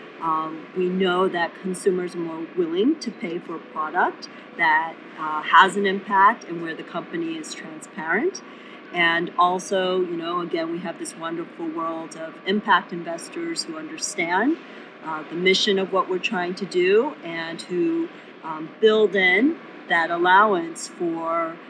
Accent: South Korea; moved away; also born or lived in Cambridge; originally I was born in South Korea during a time when it was not the economic powerhouse

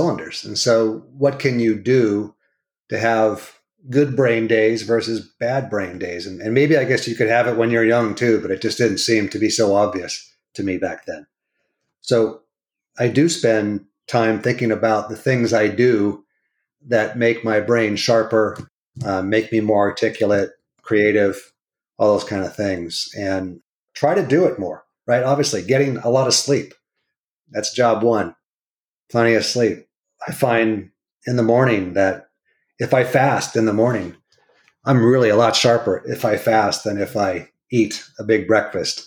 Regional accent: California, United States; Born and raised in California. I'm a fourth generation Californian.

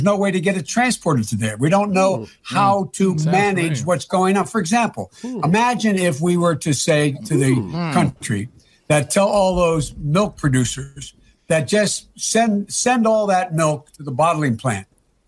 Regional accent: Pennsylvania, United States; I'm from Pennsylvania.

